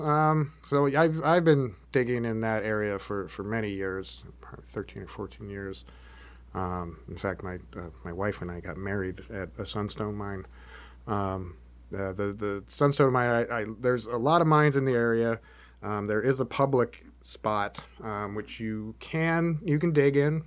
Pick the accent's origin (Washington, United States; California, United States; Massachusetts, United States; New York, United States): Washington, United States; now in Oregon, United States; I grew up in Washington